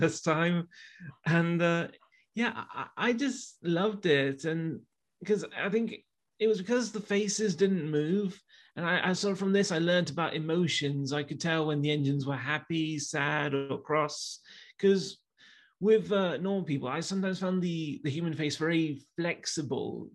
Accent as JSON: {"language": "English", "town": "Leicester", "region": "East Midlands", "country": "United Kingdom", "said": "I'm from Leicester"}